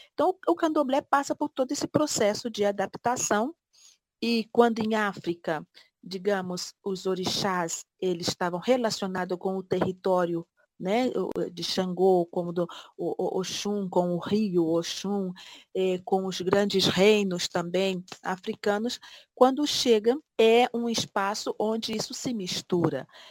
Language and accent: Portuguese; Brazil; moved away; fora do meu país, fora do Brasil